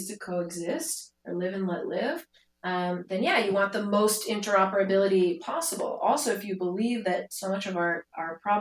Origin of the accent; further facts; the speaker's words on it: Silicon Valley, California, United States; now in Tel Aviv, Israel; I grew up in Silicon Valley, also a great place, obviously, to live and to grow up